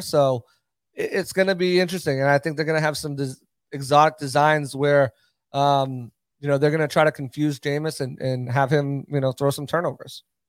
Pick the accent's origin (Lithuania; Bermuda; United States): United States; New England; I'm from New England, so the Pats are the team I grew up